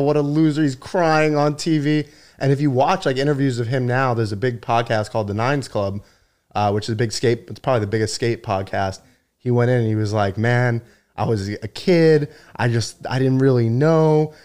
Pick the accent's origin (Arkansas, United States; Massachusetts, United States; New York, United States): New York, United States; Long Island; I'm Long Island